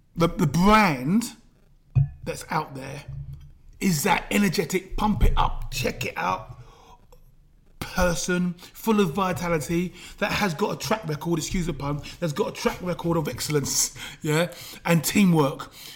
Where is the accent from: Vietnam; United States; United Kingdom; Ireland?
United Kingdom; London; I was brought up in London N9